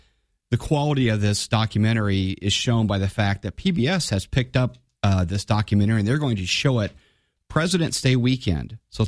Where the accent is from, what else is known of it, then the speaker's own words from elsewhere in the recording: Divernon, Illinois, United States; I grew up in Divernon.